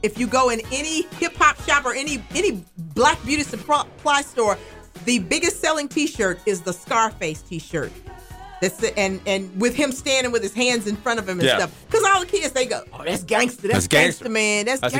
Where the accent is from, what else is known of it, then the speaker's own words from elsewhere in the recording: Alabama, United States; We're in Alabama. Totally. I'm from Phyllis. Alabama, y'all.